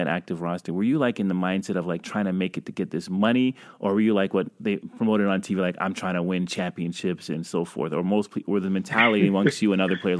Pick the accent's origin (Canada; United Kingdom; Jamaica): Canada; I'm also a Canadian